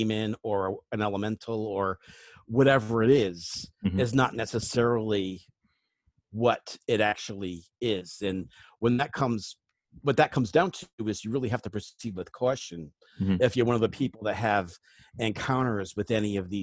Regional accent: New England, United States; I grew up in New England

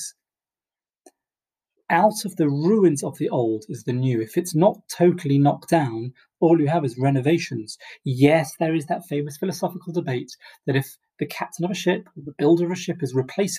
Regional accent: England, United Kingdom; as an Englishman

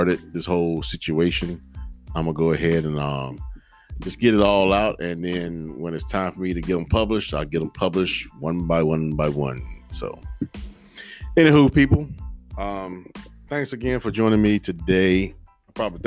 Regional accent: Henderson, United States; my hometown of Henderson

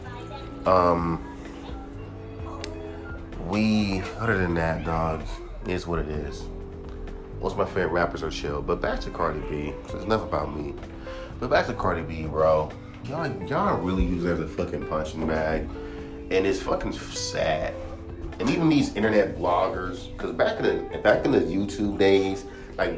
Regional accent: California, United States; I was born and raised in California.

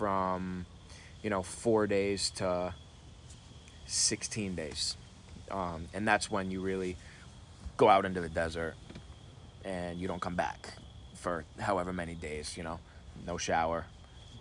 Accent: Rhode Island, United States; I grew up in Rhode Island

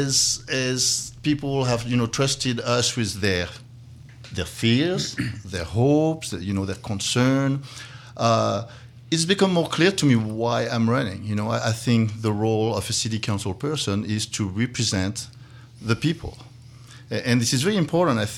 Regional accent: Dijon, Bourgogne-Franche-Comté, France; English is a second language; moved away as an adult; now in Valparaiso, United States; I was born in Dijon, France

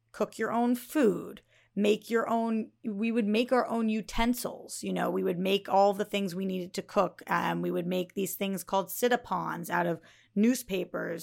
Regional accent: Northeast, United States; growing up in the Northeast where it was freezing

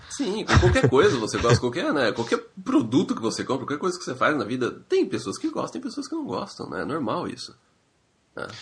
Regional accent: Brazil; now in Canada; a gente é brasileiro

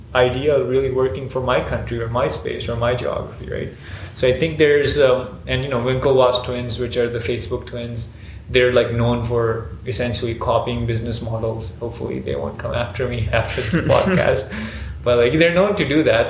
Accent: Pakistan; in Pakistan, which is like you know my hometown

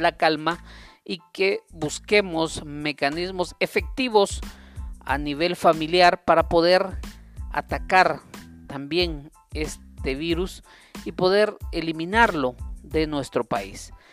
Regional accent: Guatemala; como guatemaltecos

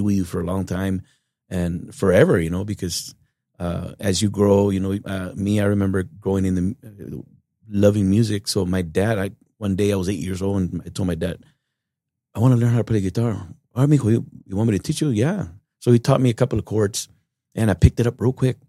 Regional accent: Uvalde, Texas, United States; Born and raised in Uvalde, Texas

